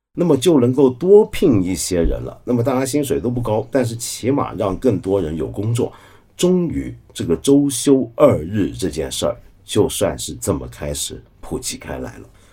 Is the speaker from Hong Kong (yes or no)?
yes; Hong Kong; 我可能是个香港人，我来自那种腐朽资本主义城市